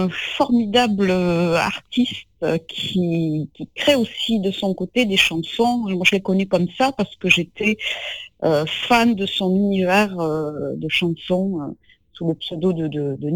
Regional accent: Castres, Occitania, France; also born or lived in Lot; non, je ne suis pas née, je suis née dans le Lot. Mais je, euh, voilà, je, ne sais qui naître. Après, je suis, j'ai grandi euh, du côté de Castres.

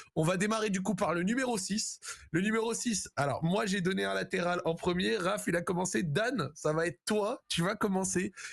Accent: Morocco; also born or lived in France; en tant que Marocain

